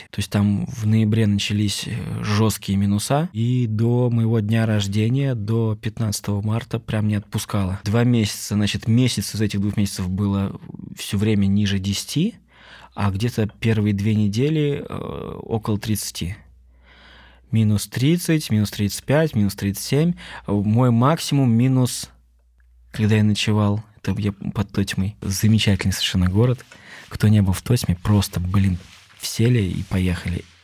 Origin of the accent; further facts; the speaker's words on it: Moscow, Russia; Мне 32 года, я родился и вырос в Москве.